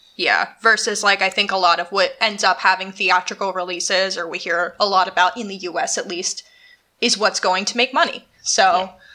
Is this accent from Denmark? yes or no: no; United States; moved away; the town I grew up in is supposedly extremely haunted